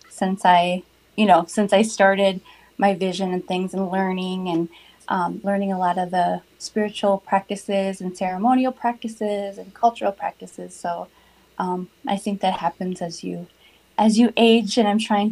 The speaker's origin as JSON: {"language": "English", "town": "Minneapolis", "region": "Minnesota", "country": "United States", "tie": "born or raised there", "lives_now": "Mounds View, United States", "said": "I was born and raised in South Minneapolis. I currently live in Moundsview, Minnesota"}